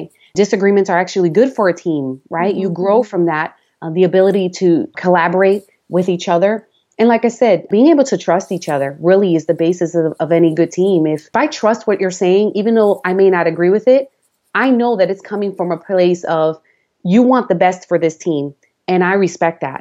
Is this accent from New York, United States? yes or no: yes; New York City, New York, United States; accent: New York; moved away as an adult; also born or lived in Long Island; now in Florida, United States; I was raised in the Bronx, had lived in Long Island a couple of years. And so we have an accent